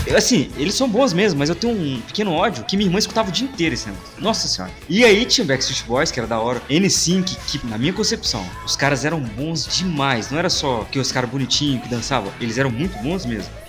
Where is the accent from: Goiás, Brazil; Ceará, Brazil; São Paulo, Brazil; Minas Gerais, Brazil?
Minas Gerais, Brazil; Belo Horizonte; nós quatro aqui somos de BH